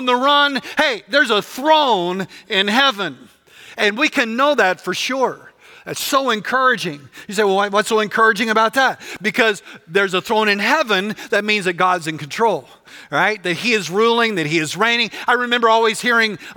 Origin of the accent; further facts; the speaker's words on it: West Texas, United States; I grew up in West Texas